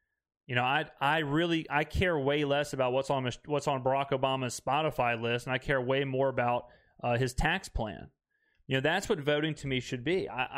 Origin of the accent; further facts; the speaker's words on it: Mississippi, United States; If I'm in mixed company and people want to know where I'm from and I say I'm from Mississippi